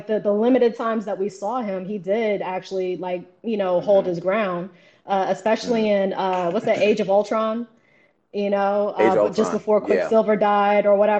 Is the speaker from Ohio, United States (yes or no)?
no; New York, United States; moved away; I'm originally from New York.